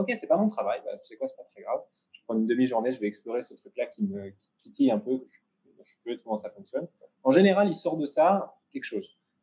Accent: France; moved away as an adult; now in Israel; en tant que Français ici

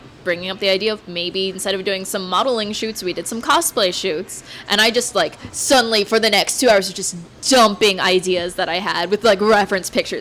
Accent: Missouri, United States; moved away as an adult; now in Salt Lake City, United States; I'm originally from Missouri

